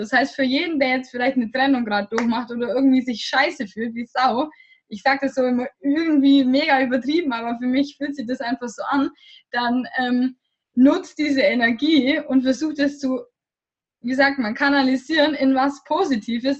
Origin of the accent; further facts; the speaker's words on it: Germany; moved away; ich komme aus Deutschland